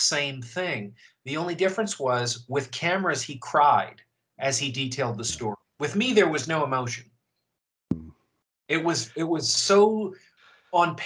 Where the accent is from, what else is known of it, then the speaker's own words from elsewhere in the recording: Canada; now in United States; I'm from Canada, where the BBC was very present